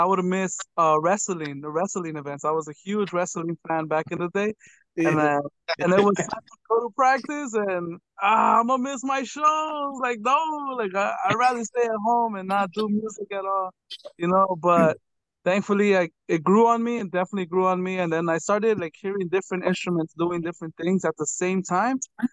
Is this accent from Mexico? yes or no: yes; Oaxaca, Mexico; now in United States; Well, we're from Oaxaca, so I've gotten the chance to conduct a couple of wind ensembles, what they call it here in the States